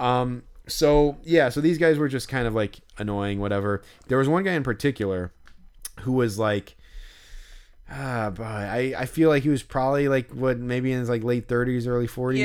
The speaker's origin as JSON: {"language": "English", "town": "Chicago", "region": "Illinois", "country": "United States", "tie": "born or raised there", "said": "right by where I grew up, basically, like, pretty close to where we live"}